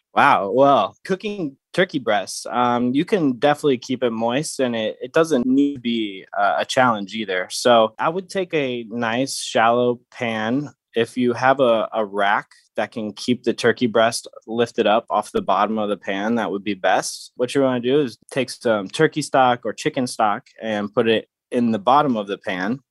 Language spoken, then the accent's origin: English; St. Louis, Missouri, United States; also born or lived in Phoenix, Arizona; now in San Diego, United States; I grew up in Saint Louis, Missouri, um, I'm now out here in San Diego